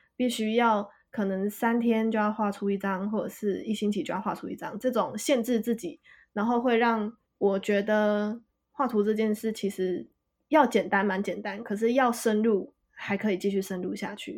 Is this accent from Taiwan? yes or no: yes; Kaohsiung, Taiwan; also born or lived in Taipei, Taiwan; now in Kyoto, Japan; 老家在高雄